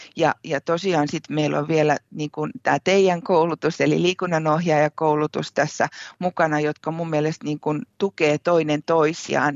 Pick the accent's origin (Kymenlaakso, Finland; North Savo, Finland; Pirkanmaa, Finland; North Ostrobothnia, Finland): Kymenlaakso, Finland; Kouvola; moved away as an adult; now in Savonlinna, Finland; olen siis Kouvolasta, Kouvolasta kotoisin, ihan ihan alun perin olen lähtenyt Anjalan koskelta